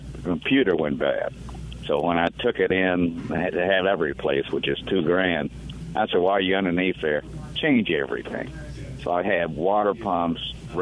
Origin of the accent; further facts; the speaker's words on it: Chicago, Illinois, United States; now in Mississippi, United States; I'm from Chicago